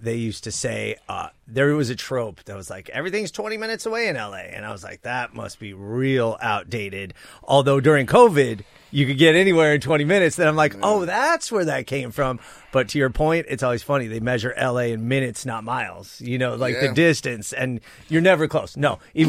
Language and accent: English; North Hills, California, United States; So I was born in Sepulveda, which is now known as North Hills, right? Geographic center point of the San Fernando Valley, borders Northridge, Panorama City, Arleta.